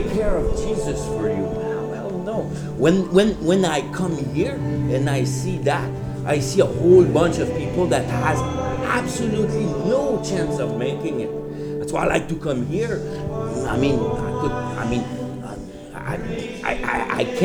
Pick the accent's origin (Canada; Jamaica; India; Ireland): Canada; Quebec; moved away as an adult; also born or lived in Fort McMurray; now in Vancouver, Canada; I'm from Quebec. I've been here since 2002